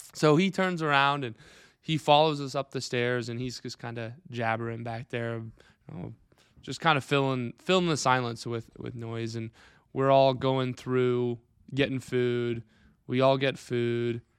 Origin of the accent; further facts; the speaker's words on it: Clarion, Iowa, United States; born and raised here in, uh, Wright County, Clarion Grad